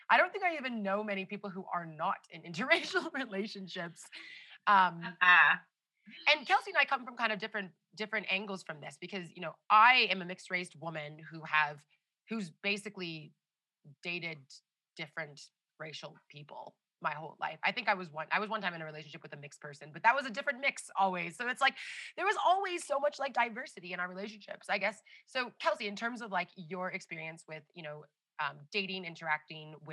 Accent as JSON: {"language": "English", "country": "Canada", "tie": "born or raised there", "moved": "as an adult", "lives_now": "India", "said": "I was born and raised in Canada."}